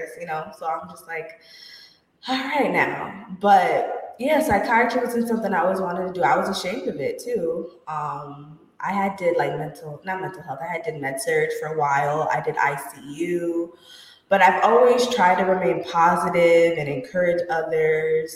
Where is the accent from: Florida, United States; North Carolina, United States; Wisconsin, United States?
Florida, United States; I was raised in Florida